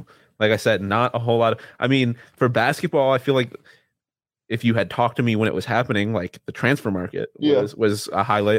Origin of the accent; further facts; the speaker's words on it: Buffalo, New York, United States; You have to remember I'm from Buffalo